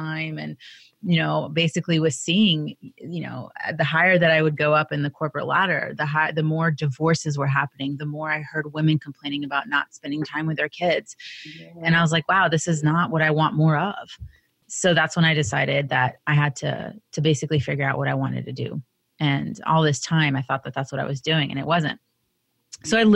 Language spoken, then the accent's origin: English; United States; I was born in the United States